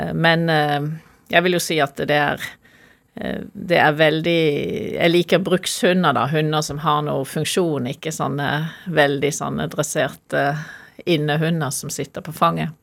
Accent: Norway; jeg er norsk

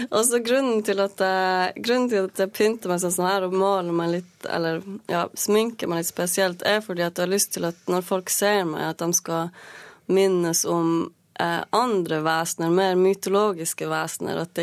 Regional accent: Norway; jeg har aldri følt meg diskriminert pga. at jeg er same.

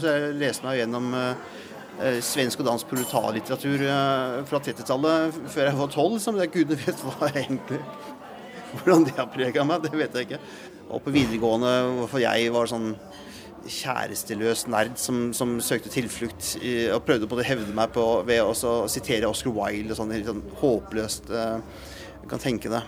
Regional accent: Langesund, Telemark, Norway; jeg er jo, jeg er jo fra Langsund.

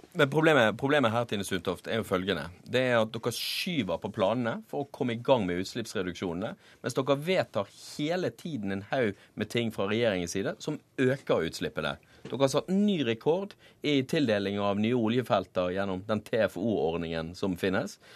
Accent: Bergen, Vestland, Norway; now in Oslo, Norway; der jeg kommer fra, i Bergen

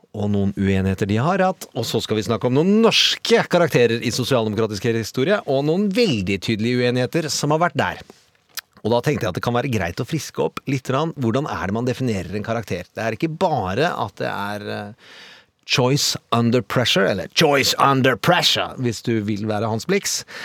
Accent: Mysen, Østfold, Norway; Jeg vokste opp i Mysen

